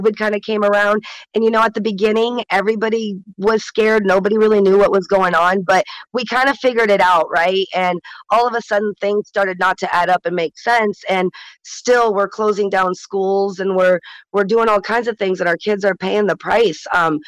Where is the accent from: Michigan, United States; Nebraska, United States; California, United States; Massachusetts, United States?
Michigan, United States; now in Alaska, United States; I've been in Alaska for 16 years. I'm not born and raised. I came from Michigan, but moved here 16 years ago, and let me tell you, I found a home.